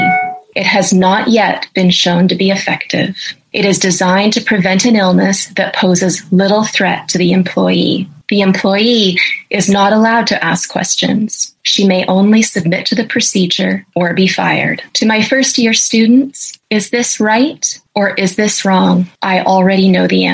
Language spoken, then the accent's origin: English; Canada; I'm a professor of ethics and I'm a Canadian.